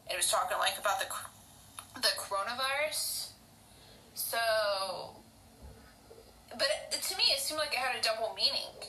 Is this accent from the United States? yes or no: yes; Oklahoma, United States; accent: hick; I'm from Oklahoma. I bet you can tell with the hick accent that I have.